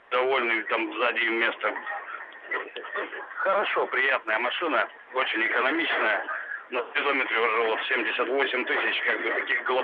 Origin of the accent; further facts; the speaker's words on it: Khabarovsk, Khabarovsk Krai, Russia; Я бы хотел угу. тоже рассказать по поводу своего второго автомобиля, я из Хабаровска.